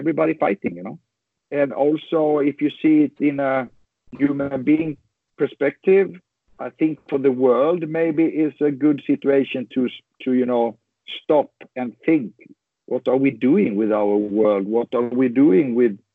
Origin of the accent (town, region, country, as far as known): Sweden; born or raised there